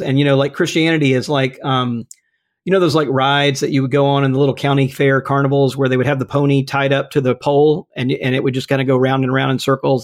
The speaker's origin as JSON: {"language": "English", "region": "Mississippi", "country": "United States", "tie": "born or raised there", "moved": "yes", "said": "my home state of Mississippi"}